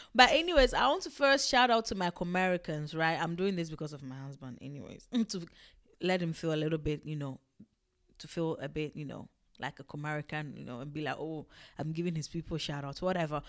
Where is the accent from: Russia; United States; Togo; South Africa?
Togo; I'm not Ewe from Ghana, I'm Ewe from Togo, like, I'm actually Togolese